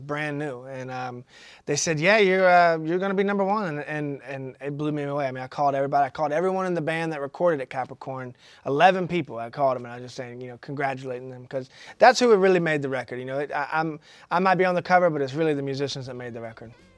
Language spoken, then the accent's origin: English; McDonough, Georgia, United States; also born or lived in Atlanta, Georgia